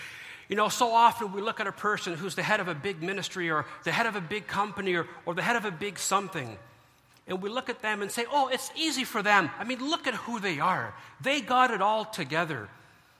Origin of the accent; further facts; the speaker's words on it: Canada; as a Canadian